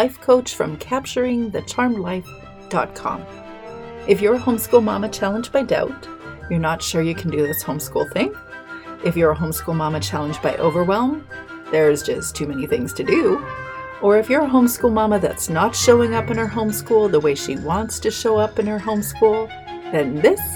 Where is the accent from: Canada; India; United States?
Canada; British Columbia; I'm Canadian. I'm from beautiful British Columbia.